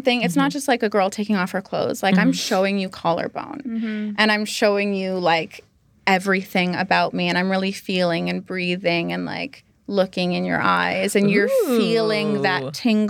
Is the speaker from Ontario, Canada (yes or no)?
yes; Barrie, Ontario, Canada; first language English; I grew up in Barrie, Ontario